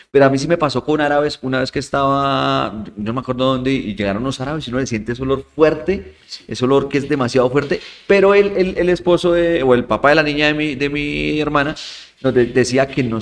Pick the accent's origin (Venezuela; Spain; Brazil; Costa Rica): Spain; Oye, entonces yo soy español.